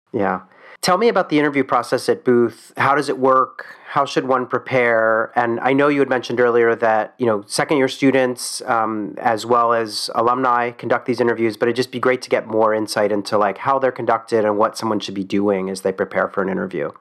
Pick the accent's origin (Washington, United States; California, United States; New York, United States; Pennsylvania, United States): Pennsylvania, United States; Philadelphia; I'm from Philadelphia